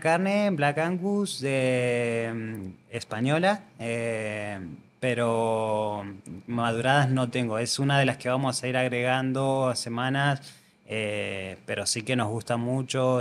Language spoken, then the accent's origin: Spanish; Argentina; now in Andorra; Yo soy argentino y tenemos una forma de ser muy, muy calurosa